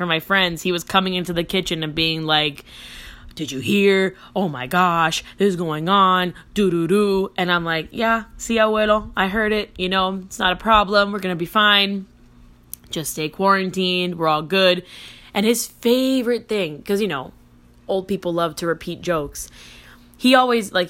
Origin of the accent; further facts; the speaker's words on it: Miami, Florida, United States; I'm from Florida.